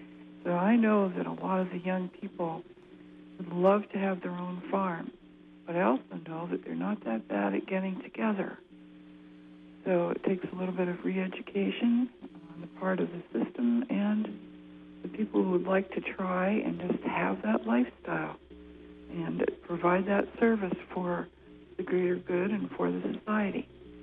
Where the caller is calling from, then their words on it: Orono, Maine, United States; I'm calling from Orono.